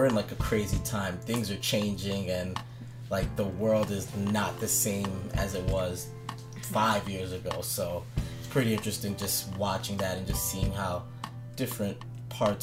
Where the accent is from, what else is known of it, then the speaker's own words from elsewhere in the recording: East Coast, United States; I'm from the East Coast